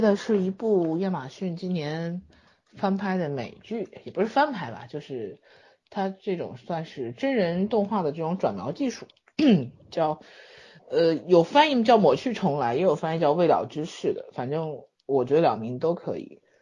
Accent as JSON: {"language": "Chinese", "country": "China", "said": "我们中国人"}